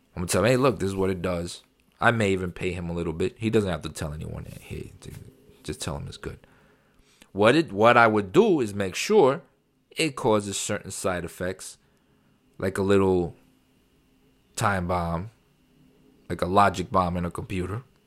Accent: New York City, New York, United States; moved away; I grew up in New York, very liberal, very, uh, you know, democratic city, New York City

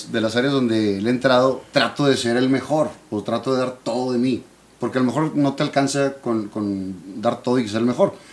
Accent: Monterrey, Nuevo León, Mexico; yo crecí en la Roma. Okay, ahí entre Paricutín y Palestina, cuatro cuadras del, canal y del, Rosario, cuatro cuadras de, multimedios.

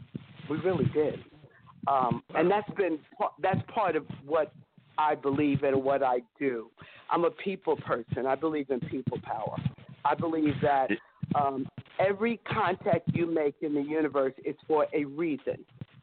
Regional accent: New York City, New York, United States; also born or lived in Harlem, New York City / Germany; My mother and father moved to New York City, and I was born in Harlem, USA, and I was raised in Harlem until I was 6 years old, and then we moved to Brooklyn

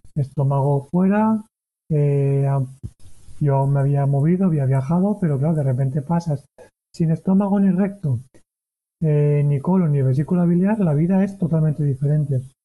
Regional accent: Valencia, Valencian Community, Spain; moved away as an adult; also born or lived in Barcelona; yo soy de Valencia

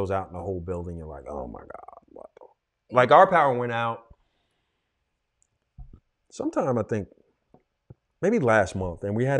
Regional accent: New York City, New York, United States; also born or lived in Corona, Queens; I grew up, you know, I'm from Queens, Rosedale, Queens, which is kind of suburban-ish

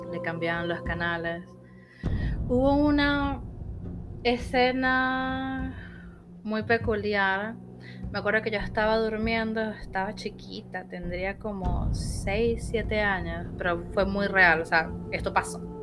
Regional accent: Caracas, Capital District, Venezuela; moved away as an adult; now in Buenos Aires, Argentina; no sé si lo habrán notado por mi acento, yo soy de Venezuela, pero hace siete años vivo acá en Buenos Aires, en Argentina

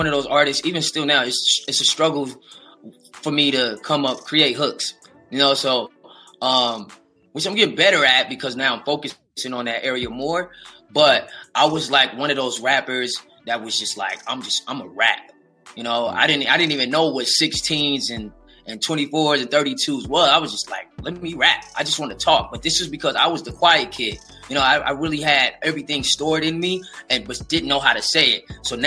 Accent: West Coast, United States; I'm from the West.

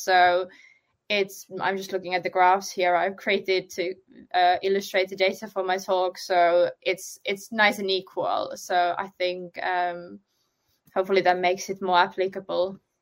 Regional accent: Finland; now in United Kingdom; I'm originally from Finland, but I've only started doing SEO once I moved to the UK

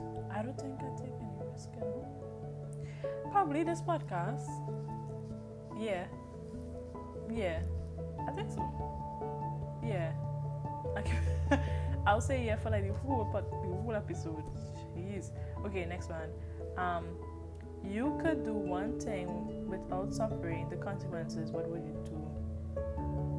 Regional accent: Trinidad & Tobago; I am from Trinidad and Tobago, the beautiful, beautiful, beautiful, beautiful

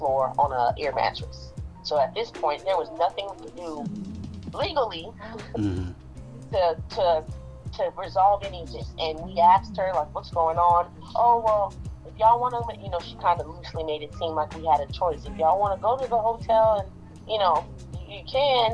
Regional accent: New Orleans, Louisiana, United States; now in Dallas, United States; I'm originally from New Orleans. I am currently in Dallas

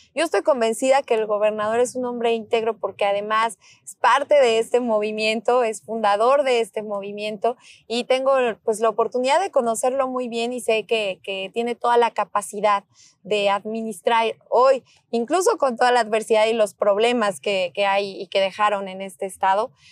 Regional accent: Mexico; así somos las mexicanas, los mexicanos

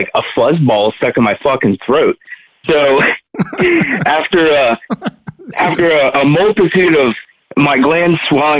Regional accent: Lancaster County, Pennsylvania, United States; I'm from Lancaster County, Pennsylvania

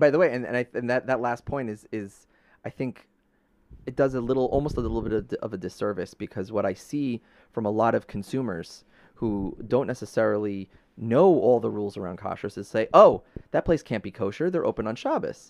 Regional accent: New York City, New York, United States; now in Long Island, United States; growing up in Brooklyn

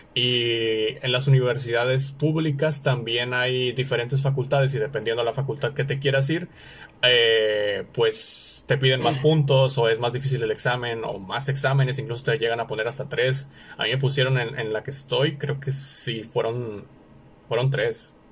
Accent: Monterrey, Nuevo León, Mexico; yo soy de Monterrey, del norte de México

